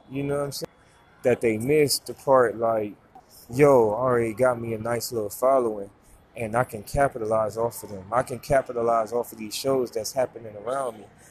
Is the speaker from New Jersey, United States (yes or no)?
no; Ohio, United States; moved away; I'm a foreigner. You know what I'm saying? I'm here from Ohio